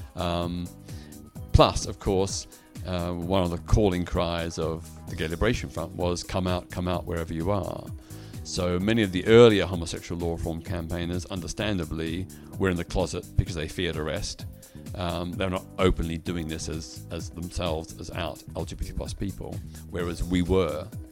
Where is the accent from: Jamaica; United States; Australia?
Australia; Melbourne, Victoria; in my hometown of Melbourne, Australia, where I was at that time